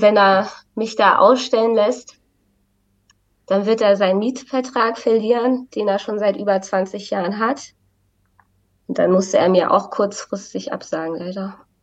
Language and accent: German; Wacken area, Schleswig-Holstein, Germany; now in Berlin, Germany; ich komme ja auch aus, aus der Wacken-Gegend